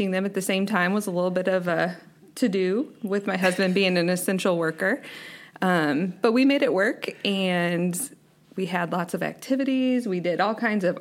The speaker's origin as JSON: {"language": "English", "town": "St. Louis", "region": "Missouri", "country": "United States", "said": "I'm from St. Louis"}